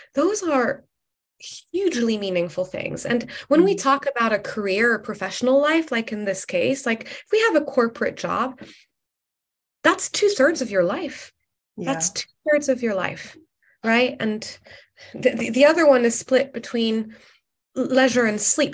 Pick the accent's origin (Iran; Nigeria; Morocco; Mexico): Morocco; now in London, United Kingdom; I am originally from Morocco, but I've spent the last 12 years um, based in London